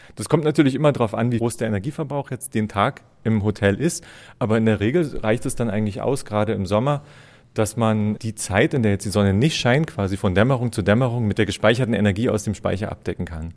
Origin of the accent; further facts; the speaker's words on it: Lusatia, Germany; moved away as an adult; now in Wildpoldsried, Germany; Ich komme ursprünglich aus der Lausitz